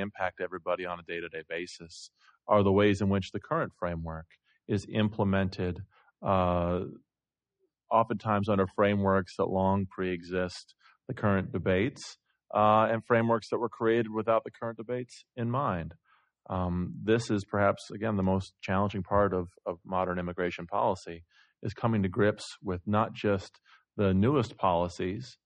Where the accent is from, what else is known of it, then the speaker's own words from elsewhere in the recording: Iowa, United States; I'm from Iowa